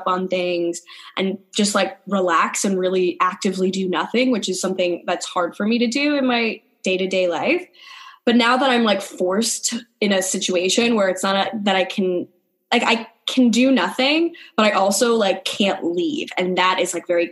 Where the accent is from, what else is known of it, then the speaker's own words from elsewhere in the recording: New York, United States; I'm from New York